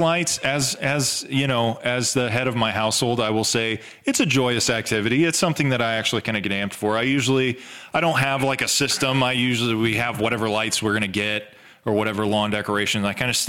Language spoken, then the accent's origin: English; the South, United States; we're from the South.